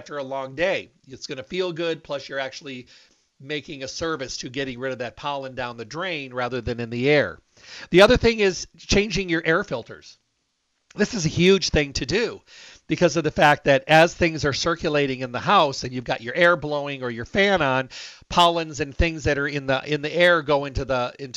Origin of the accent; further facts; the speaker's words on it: Michigan, United States; moved away; Michigan. That's where I was raised